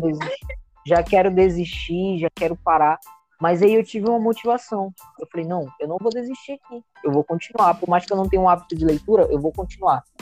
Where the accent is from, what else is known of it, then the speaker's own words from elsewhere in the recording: Boa Vista, Roraima, Brazil; sou aqui de Boa Vista, Roraima